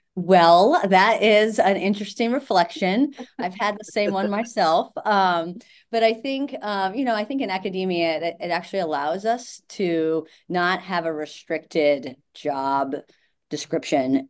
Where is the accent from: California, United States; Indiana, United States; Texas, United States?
Indiana, United States; Indianapolis; moved away as an adult; also born or lived in Georgia; I grew up in Indianapolis and was tired of playing soccer in the snow